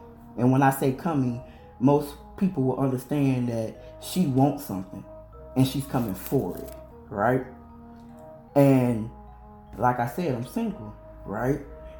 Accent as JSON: {"language": "English", "region": "Illinois", "country": "United States", "said": "I'm originally from Illinois and I'm now here in North Carolina, so I get stuck in my country slang."}